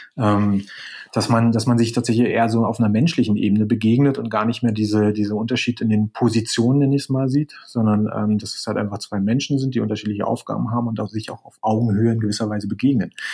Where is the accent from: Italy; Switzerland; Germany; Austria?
Germany; Berlin; moved away as an adult; also born or lived in near Alicante, Spain; now in Spain; bin gebürtiger Berliner, das ist vielleicht nur interessant, äh, lebe gerade aber äh, etwas südlich von Alicante